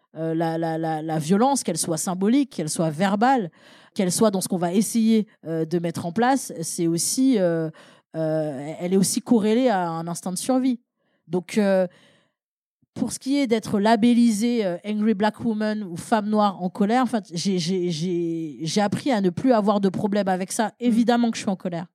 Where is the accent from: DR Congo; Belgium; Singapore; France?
France; Paris, Île-de-France; je suis née à Paris 20e